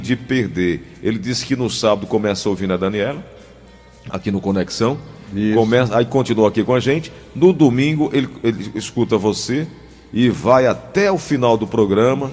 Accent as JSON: {"language": "Portuguese", "town": "Cajazeiras", "region": "Paraíba", "country": "Brazil", "tie": "born or raised there", "said": "lá em Cajazeiras, na minha terra."}